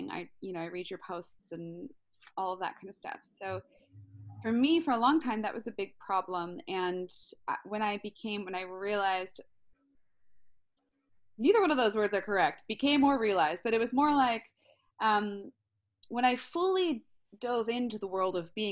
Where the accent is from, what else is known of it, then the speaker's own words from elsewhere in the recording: Baltimore, Maryland, United States; I'm from West Side of Baltimore, so yeah, even even West Side of Baltimore people can buy a house in San